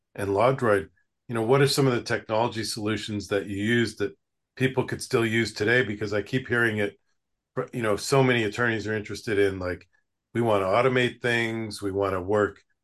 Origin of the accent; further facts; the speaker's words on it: Western Canada, Canada; now in United States; I grew up in Western Canada, and now I live in the United States.